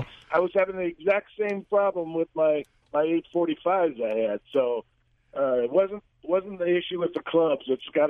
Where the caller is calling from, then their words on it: St. Charles, Missouri, United States; I'm out in St. Charles.